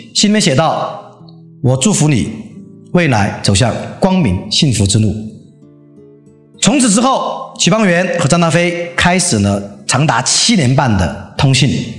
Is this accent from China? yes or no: yes; Leshan, Sichuan, China; 四川乐山，嗯，我的故乡